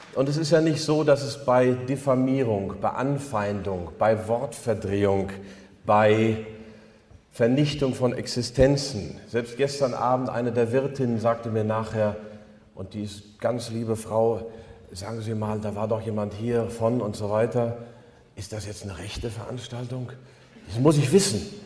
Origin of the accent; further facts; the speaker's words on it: near Altena, North Rhine-Westphalia, Germany; Die Altena ist die Nachbarstadt oder die Nachbarstadt der Nachbarstadt, wo ich aufgewachsen bin. Ich kenne Altena seit meiner Kindheit.